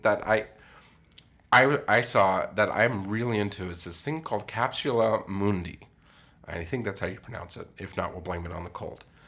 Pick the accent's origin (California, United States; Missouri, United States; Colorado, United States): Colorado, United States; moved away; I grew up in Colorado